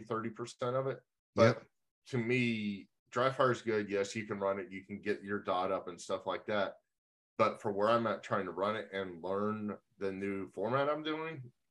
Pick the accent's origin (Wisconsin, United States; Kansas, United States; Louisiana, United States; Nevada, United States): Kansas, United States; moved away; I grew up in Kansas where it's flat